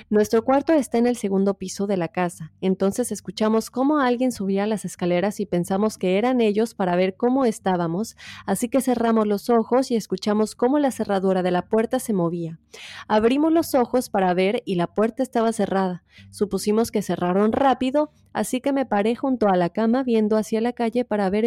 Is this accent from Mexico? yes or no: yes; Mérida, Yucatán, Mexico; soy de Mérida.